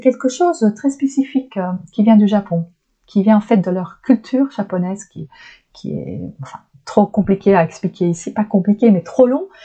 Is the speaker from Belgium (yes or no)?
yes; Flanders, Belgium; French is a second language; moved away as an adult; je suis belge donc vous avez déjà pu entendre parfois des drôles de de couacs parce que je, je suis du côté flamand donc, euh, je viens du côté flamand, du nord de la Belgique, et ça, ça parle flamand